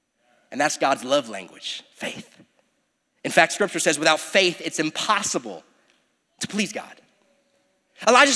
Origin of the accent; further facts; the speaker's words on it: United States; Sometimes I'm more American than I am a disciple